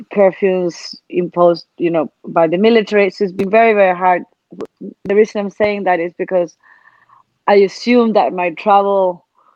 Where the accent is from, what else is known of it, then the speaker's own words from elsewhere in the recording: Chile; I am from Chile, and I was in Chile until very recently